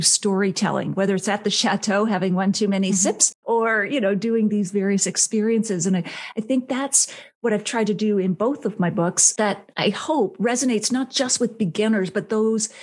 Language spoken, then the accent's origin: English; Canada; I was based in Canada, which is where I'm from